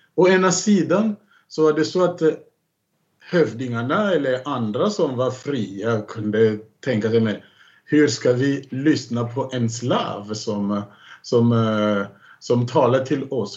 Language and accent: Swedish; Kinkenge, DR Congo; moved away; nära Kinkenge, där jag kommer ifrån